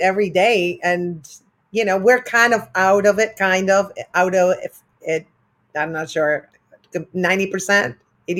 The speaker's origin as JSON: {"language": "English", "country": "Argentina", "moved": "yes", "said": "I'm from Argentina"}